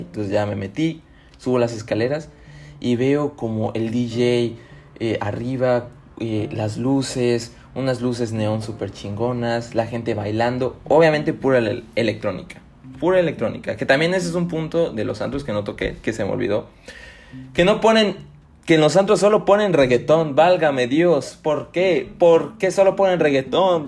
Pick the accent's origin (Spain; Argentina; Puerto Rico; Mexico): Mexico; Tuxtla Gutiérrez, Chiapas; Aquí en, mi ciudad natal, Tuxtla Gutiérrez